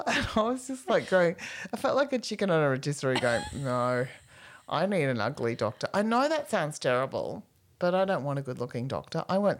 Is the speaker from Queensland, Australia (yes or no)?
yes; Queensland, Australia; I grew up in Queensland.